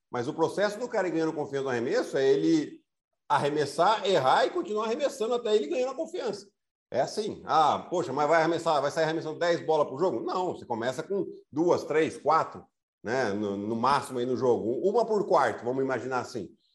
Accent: Piracicaba, São Paulo, Brazil; accent: Piracicaba (caipira r); que eu vim de Piracicaba

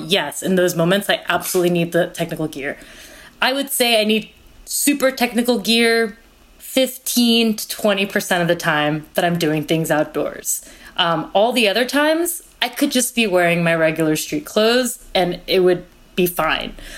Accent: California, United States; also born or lived in Korea; my family immigrated from Korea to the United States when I was four and a half. And I grew up in California

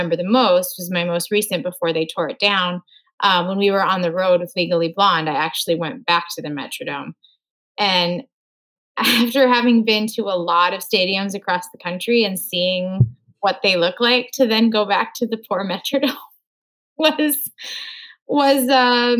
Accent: Moorhead, Minnesota, United States; moved away; my hometown of Moorhead, Minnesota

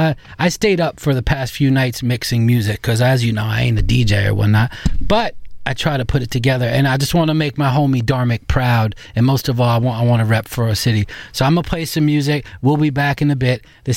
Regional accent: New York City, New York, United States; the grimy underbelly that I grew up in New York City, it's not there anymore.

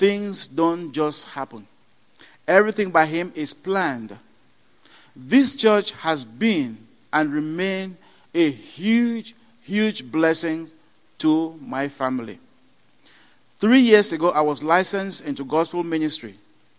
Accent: Cameroon; moved away; I was born in Cameroon into a Baptist family.

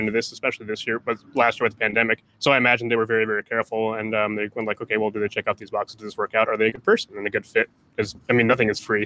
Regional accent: Columbus, Ohio, United States; when I grew up in Columbus

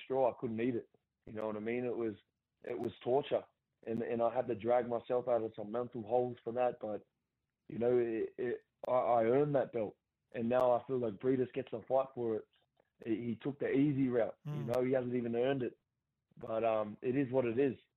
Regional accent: Gosford, New South Wales, Australia; my hometown

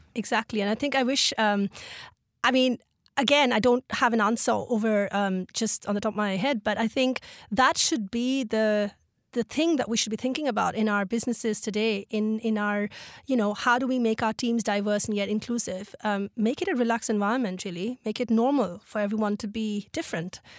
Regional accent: Mumbai, Maharashtra, India; Mumbai is, uh, well, it's dear to my heart and it is sort of, uh, my home in my heart, literally. And, um, yes, it's, it's where I grew up.

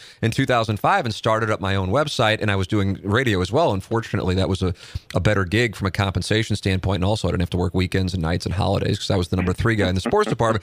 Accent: St. Louis, Missouri, United States; get to my hometown at the age of 23 as an anchor.

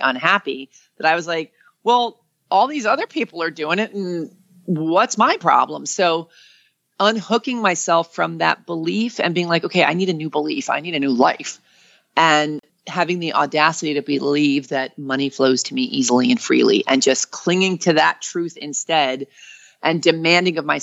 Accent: New York, United States; moved away; I'm from New York.

